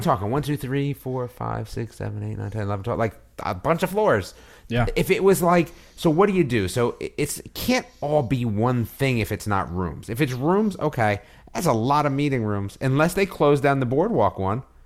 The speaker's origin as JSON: {"language": "English", "country": "United States", "moved": "yes", "lives_now": "North Carolina, United States", "said": "a giveaway that I was from one of them"}